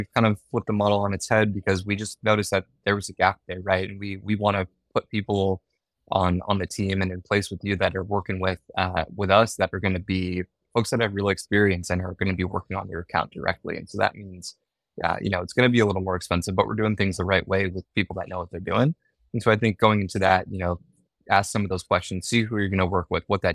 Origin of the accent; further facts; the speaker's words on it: San Francisco Bay Area, California, United States; I grew up in the San Francisco Bay Area